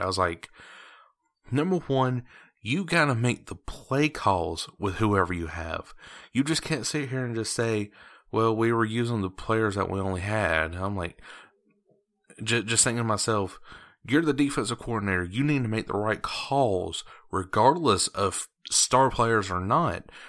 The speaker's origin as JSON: {"language": "English", "town": "Athens", "region": "Georgia", "country": "United States", "tie": "born or raised there", "said": "I was born and raised in Athens, Georgia"}